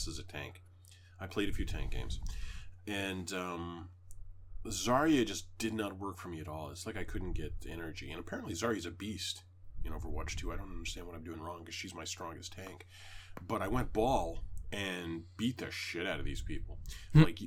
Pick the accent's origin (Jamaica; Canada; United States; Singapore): Canada; I'm Canadian